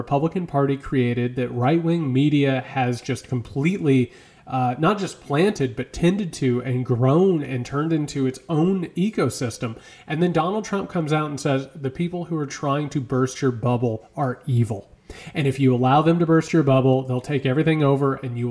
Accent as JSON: {"language": "English", "region": "Midwest", "country": "United States", "moved": "yes", "said": "I'm from the Midwest."}